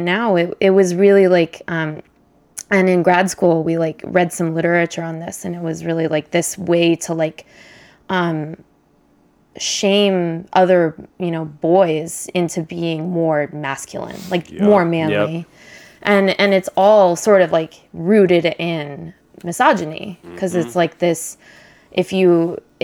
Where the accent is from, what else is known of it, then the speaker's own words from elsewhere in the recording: Berkeley, California, United States; I come from Berkeley, so like it's like one of the more LGBTQ inclusive places you could live